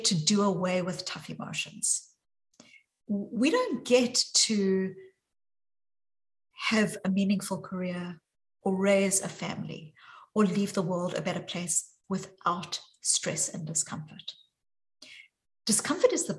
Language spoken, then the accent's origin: English; South Africa; accent: South African; now in Boston, United States; you can hear from my accent, even though I'm joining from Boston, that my accent is very deeply South African